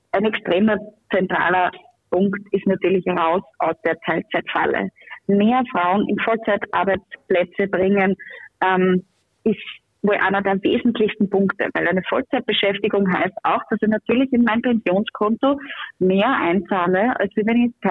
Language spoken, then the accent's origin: German; Upper Austria, Austria; wie auch in meinem Heimatbundesland Oberösterreich